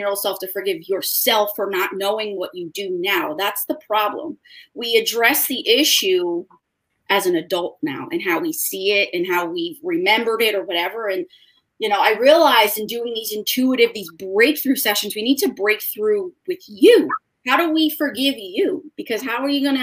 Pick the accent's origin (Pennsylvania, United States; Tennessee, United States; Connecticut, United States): Connecticut, United States; East Haven; I am from technically East Haven, Connecticut